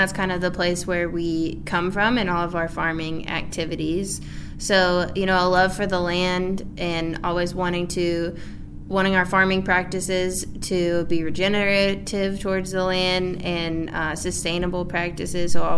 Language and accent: English; Maryville, Tennessee, United States; also born or lived in Walland, Tennessee; I was born and raised in Maryville